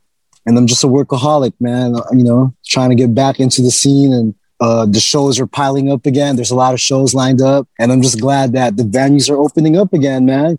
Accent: Oxnard, California, United States; also born or lived in Philippines; I was born in Philippines, but I moved to Oxnard when I was like 10 after my mom split up and my mom and dad split up.

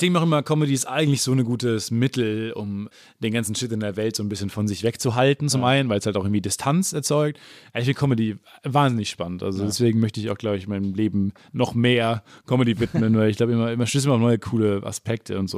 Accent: Kamen, North Rhine-Westphalia, Germany; Kam, wo ich herkomme, 30.000 oder was

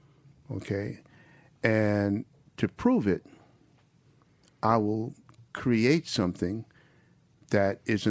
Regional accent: New York, United States; I'm from New York. I mean, I wasn't born there

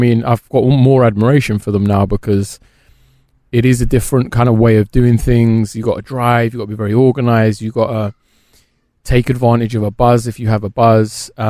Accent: Birmingham, West Midlands, United Kingdom; accent: Brummy; now in London, United Kingdom; Well, I'm practically a Londoner now, but I am from Birmingham, yeah.

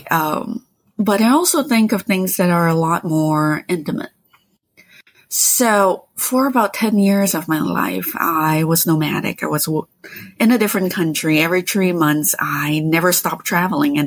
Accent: Malaysia; moved away; also born or lived in Quebec; I grew up in Malaysia where for as long as I can remember, there were tropical rainforests wherever I could look.

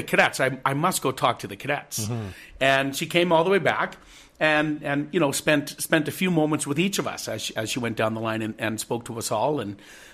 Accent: British Columbia, Canada; we as Canadians have, that we as British Columbians have as well

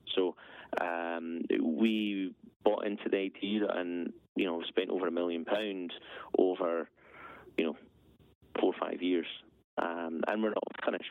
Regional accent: Aberfeldy, Scotland, United Kingdom; also born or lived in Edinburgh; So, halfway between Perth and Inverness, small village Aberfeldy. Um, grew up there

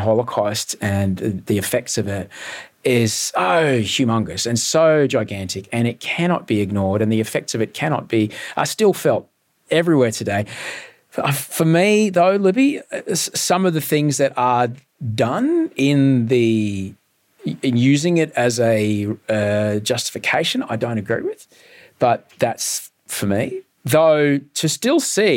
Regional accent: Brisbane, Queensland, Australia; I grew up in Brisbane with a Czech father

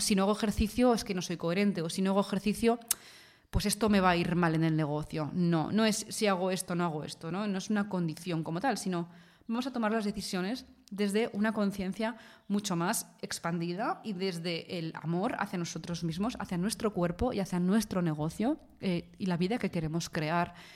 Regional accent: Spain; yo soy de España y aquí en España

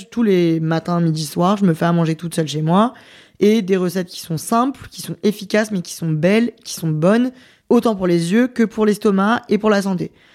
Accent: France; moi je suis française, donc euh, j'ai envie de représenter mon pays

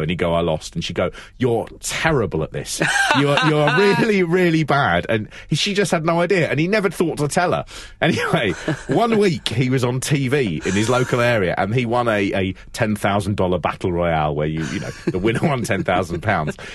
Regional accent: London, United Kingdom; I'm from London

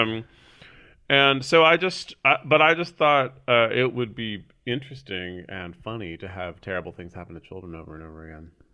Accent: San Francisco, California, United States; I grew up here in San Francisco, born and raised

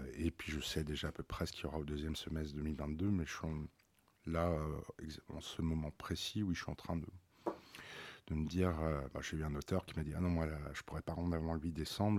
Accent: Paris, Île-de-France, France; grandir dans, le 16e arrondissement

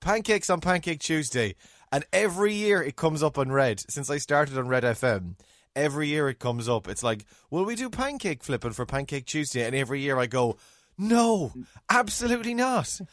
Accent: Ireland; accent: Irish; as Irish, uh, English speaking Irish people with Irish accents

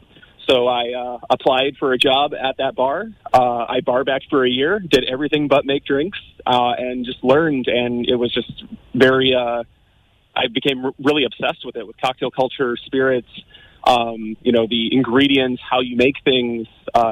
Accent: Detroit, Michigan, United States; moved away as an adult; now in Limerick, Ireland; Yeah, so I'm originally from Detroit, Michigan in the United States. And in August of 2020, I decided to make a move to Ireland.

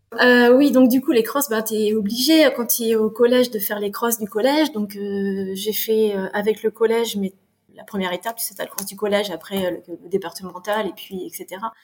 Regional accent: France; also born or lived in Canada / Fontainebleau, France; Je suis née au Canada, euh, j'ai vécu 13 mois, on est revenu vite en France, donc je suis d'une famille qui est complètement canadienne. J'ai grandi en France

